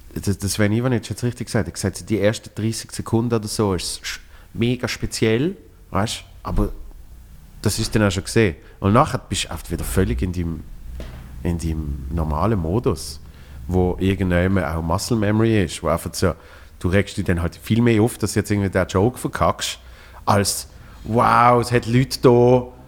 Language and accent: German; Switzerland; ich als Schweizer in Berlin